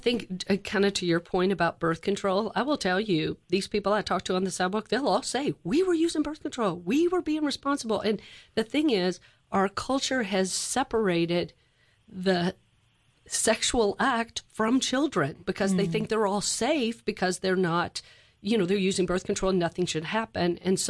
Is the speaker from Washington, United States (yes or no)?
no; Louisville, Kentucky, United States; So I grew up in Louisville, Kentucky, and I went at our parish.